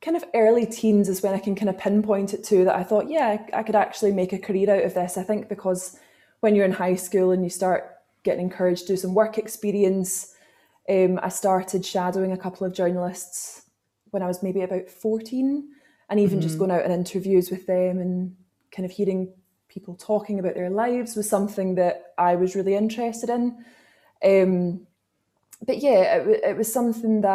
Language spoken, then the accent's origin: English; Glasgow, Scotland, United Kingdom; I grew up in Glasgow